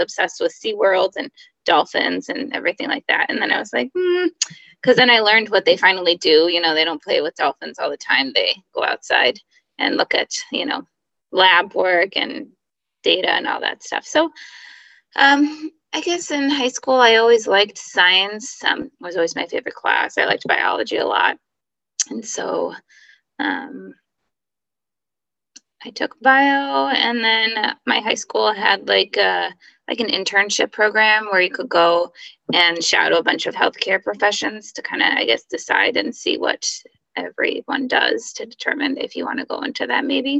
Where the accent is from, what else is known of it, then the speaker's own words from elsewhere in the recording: Connecticut, United States; I grew up in Connecticut and one of four kids.